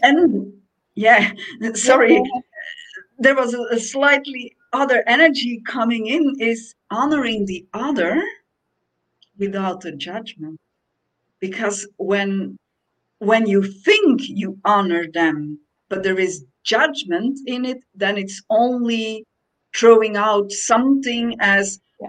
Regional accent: Belgium; now in Portugal; I came to Portugal, which is in Europe, and I'm from Belgium, so it's not that far away.

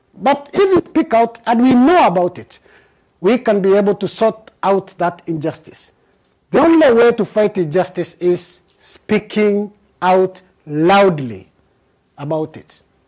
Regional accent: Bahamas; I'm from the Bahamas

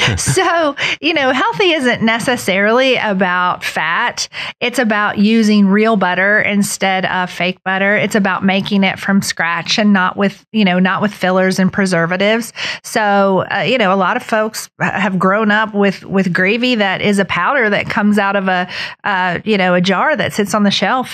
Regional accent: Beckley, West Virginia, United States; also born or lived in Charleston, South Carolina; I grew up here in Beckley

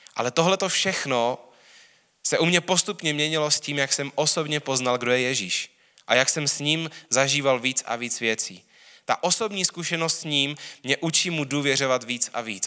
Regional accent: Czechia; hrdý na to, že jsem Čech, jsem rád Čech

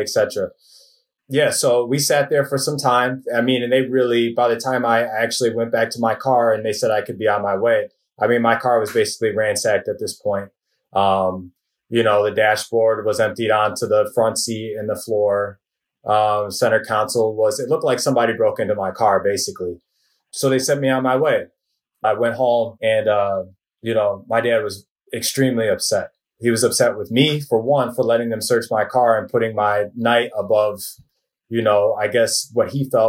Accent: Northwest suburbs of Chicago, Illinois, United States; I grew up in the Northwest suburbs

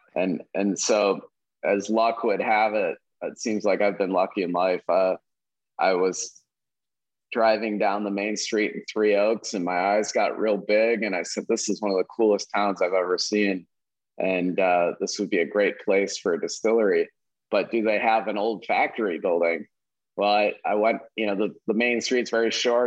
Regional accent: Valparaiso, Indiana, United States; I grew up in Valparaiso, Indiana

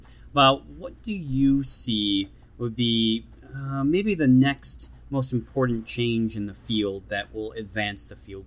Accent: Detroit, Michigan, United States; moved away as an adult; now in Minnesota, United States; Even though I've been in Minnesota over 20-some years, I'm still a Detroiter

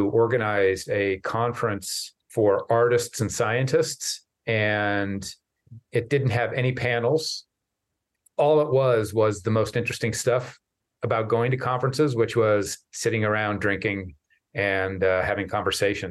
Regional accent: Lincoln, Nebraska, United States; moved away; I grew up in Lincoln, Nebraska

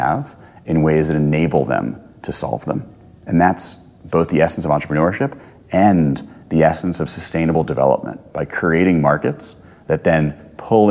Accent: New Jersey, United States; now in New York, United States; I'm from New Jersey originally, but live in New York

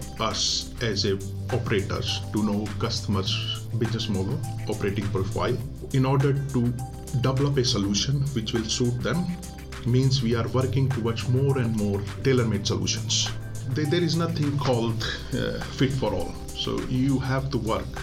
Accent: India; moved away; I'm Indian

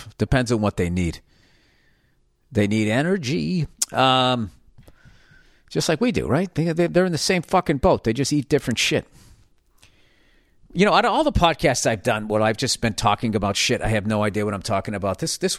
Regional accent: Saskatchewan, Canada; I'm from Saskatchewan, Canada.

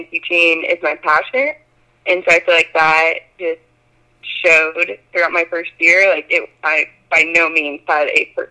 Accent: Pittsburg, Kansas, United States; moved away as an adult; also born or lived in Stillwater, Oklahoma; I grew up in Pittsburgh, Kansas, so it's like an hour and a half from Gardner

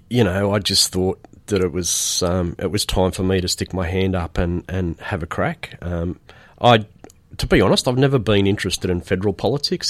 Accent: Rydalmere, New South Wales, Australia; also born or lived in Aberdeen, Scotland / Penrith; I grew up in Rydalmere

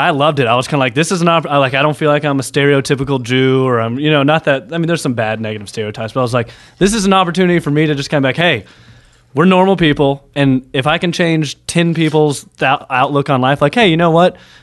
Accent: Nashville, Tennessee, United States; moved away as an adult; also born or lived in Georgia; now in New York City, United States; I'm from Nashville

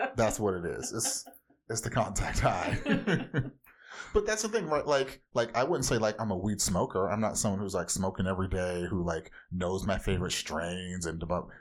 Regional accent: Orange County, California, United States; I grew up in Orange County, California

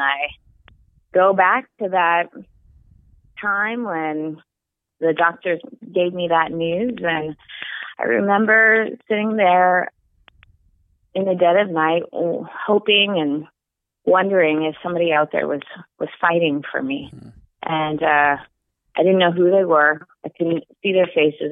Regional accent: northern Saskatchewan, Canada; now in San Francisco, United States; I actually grew up in northern Saskatchewan

